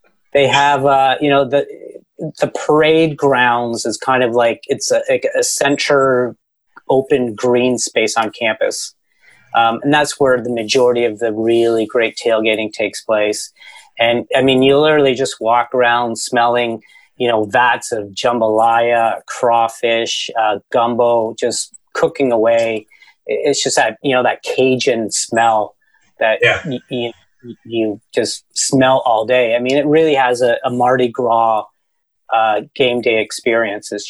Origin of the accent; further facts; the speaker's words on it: Canada; I'm from Canada.